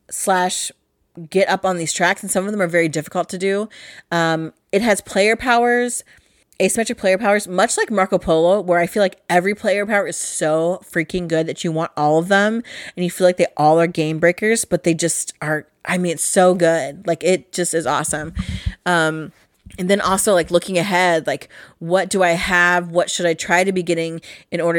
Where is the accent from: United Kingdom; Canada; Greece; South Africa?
United Kingdom; England; the printing press is very important to me as an English person and a lover of the written word.